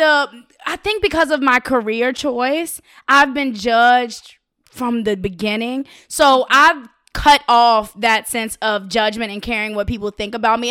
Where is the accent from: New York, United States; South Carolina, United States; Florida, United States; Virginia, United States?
Virginia, United States; Richmond; I'm from Richmond, Virginia. I'm South